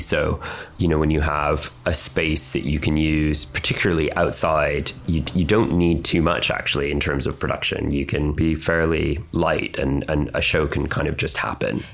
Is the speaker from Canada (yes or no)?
yes; Canada; now in United Kingdom; I was born in Canada with my twin sister, and then eventually moved to the UK.